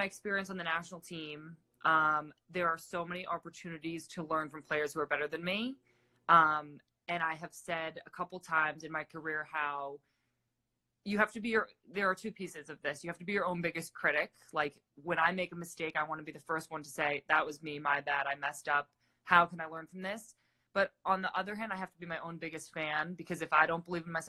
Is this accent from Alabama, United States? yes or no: no; Massachusetts, United States; moved away as an adult; also born or lived in California; I'm from Massachusetts